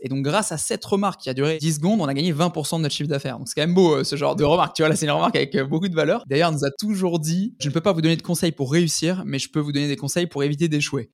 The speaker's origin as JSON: {"language": "French", "country": "France", "also_born_or_lived": "Toulon", "said": "on est français, on est basé à Toulon"}